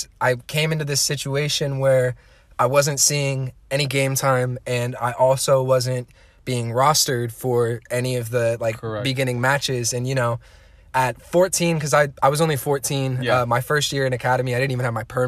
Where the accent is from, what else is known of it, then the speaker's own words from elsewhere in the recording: Happy Valley, Oregon, United States; I grew up in Happy Valley, Oregon, graduated in 2016 from Clackamas High School